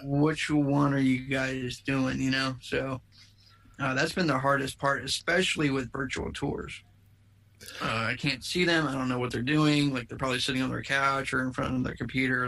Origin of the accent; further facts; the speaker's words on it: United States; now in Plano, United States; I grew up on the East Coast. I grew up in the Maryland, D.C., Virginia area